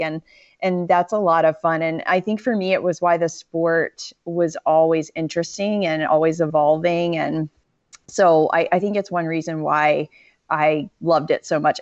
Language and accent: English; Western North Carolina, United States; also born or lived in Florida; I really grew up, my formative years were more in Western North Carolina